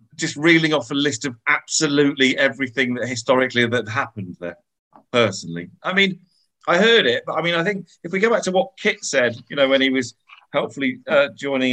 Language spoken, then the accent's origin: English; Midlands, United Kingdom; I grew up in the Midlands.